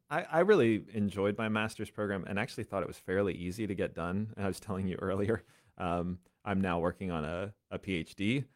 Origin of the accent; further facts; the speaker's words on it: Bethel, Pennsylvania, United States; I grew up in Bethel, Pennsylvania. Okay. So intersection of 501 and 78. I used to joke that the only reason it was on the map is because there was a gas station there.